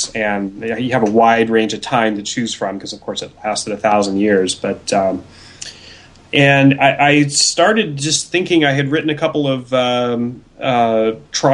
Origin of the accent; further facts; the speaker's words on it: Pacific Northwest, United States; I'm from the Pacific Northwest